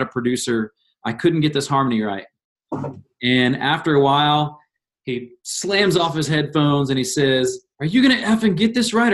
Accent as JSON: {"language": "English", "region": "Indiana", "country": "United States", "tie": "born or raised there", "said": "growing up in Indiana"}